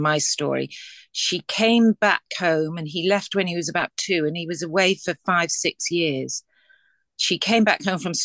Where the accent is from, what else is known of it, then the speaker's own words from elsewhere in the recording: Liverpool, North West England, United Kingdom; I'm from Liverpool